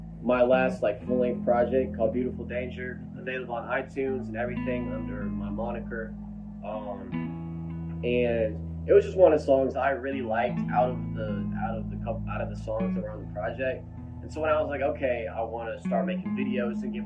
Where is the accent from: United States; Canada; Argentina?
United States; Mobile, Alabama; moved away as an adult; now in Hattiesburg, United States; So I'm from Mobile, Alabama. I'm from a little bit south of Mobile. It's Fedor, which is still kind of part of Mobile, but it's like more of a subsection. And I grew up there my whole life